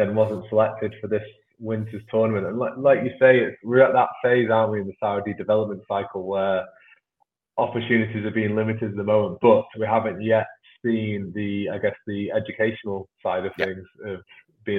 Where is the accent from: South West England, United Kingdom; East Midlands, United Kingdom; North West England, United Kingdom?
North West England, United Kingdom; Manchester; as you can maybe my accent betrays, I come from Manchester.